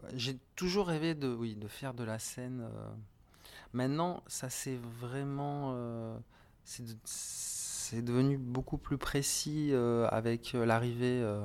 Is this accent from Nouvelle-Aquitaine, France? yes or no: no; Montpellier, Occitania, France; À Montpellier.